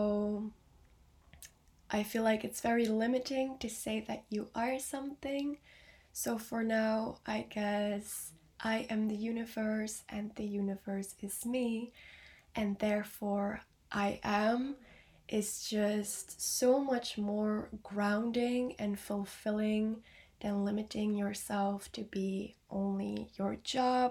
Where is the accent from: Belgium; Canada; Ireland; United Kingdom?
Belgium; I am 19 years old and I am from Belgium